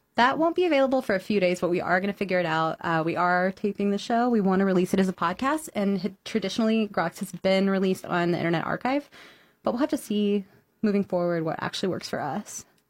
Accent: Houston, Texas, United States; now in Chicago, United States; Houston, Texas, which is my hometown

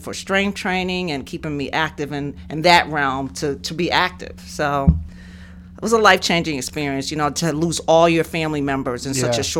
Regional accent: New York City, New York, United States; also born or lived in Massachusetts; I'm originally from New York City, okay. And lived in Massachusetts most of my life.

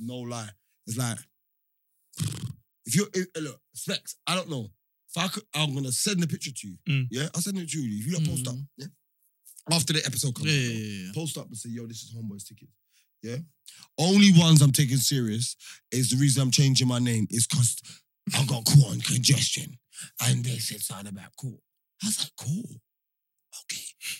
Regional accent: Jamaica; We're Jamaican.

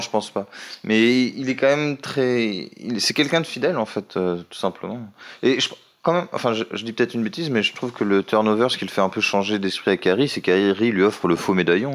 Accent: France; je suis français

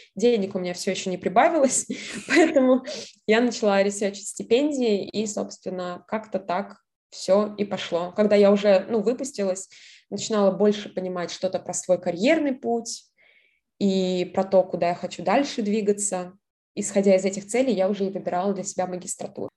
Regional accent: a town near Volgograd, Volgograd Oblast, Russia; moved away as an adult; also born or lived in Saint Petersburg / United States; я была родилась в городе под Волгоградом

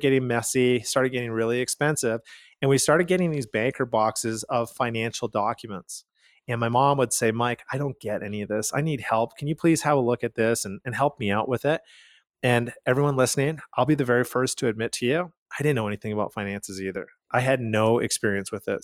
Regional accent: Calgary, Alberta, Canada; We are from Calgary, Canada.

